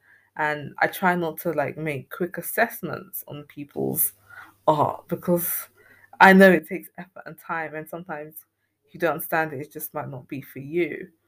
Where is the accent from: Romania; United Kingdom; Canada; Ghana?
Ghana; oral histories being so significant to me as a Ghanaian person